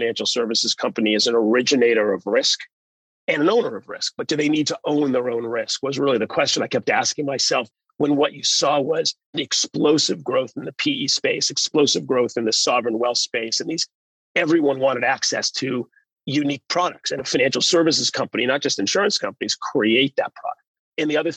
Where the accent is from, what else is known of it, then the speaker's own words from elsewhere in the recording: Canada; moved away as an adult; also born or lived in United Kingdom / United States; as a kid growing up in Canada